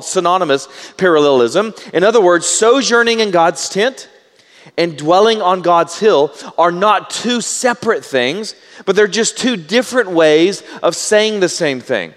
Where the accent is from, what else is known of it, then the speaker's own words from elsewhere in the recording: Baytown, Texas, United States; I'm from Baytown, and so if I mispronounce it, I know the correct pronunciation. I'm just from Southeast Texas, and so I pronounce words incorrectly.